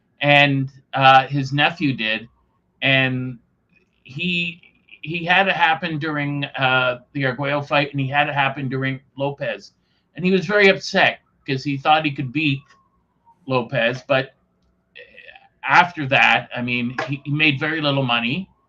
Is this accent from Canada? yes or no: yes; Canada; being a Canadian